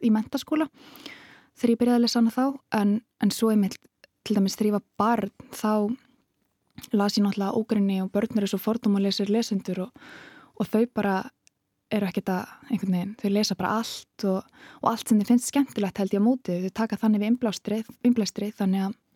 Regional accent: Reykjavík, Capital Region, Iceland; ég er bara ólst upp í Vestubænum

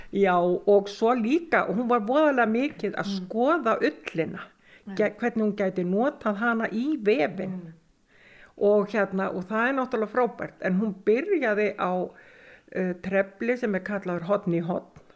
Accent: Sauðárkrókur, Northwestern Region, Iceland; Ég ólst upp á Söðakróki, fætt 1955

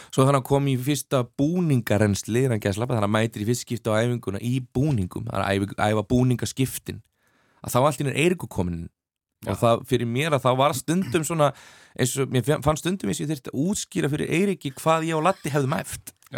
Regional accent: Dalvík, Northeastern Region, Iceland; moved away; ég er þarna indislegt eh, að, að fá að alast upp á Dalvik

